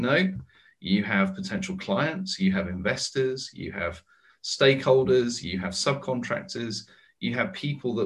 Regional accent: United Kingdom; also born or lived in United States; now in London, United Kingdom; as a Brit

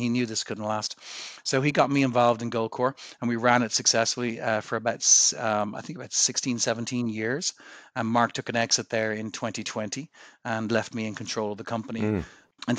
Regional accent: Ireland; I was looking to make my way back to Ireland, my home country.

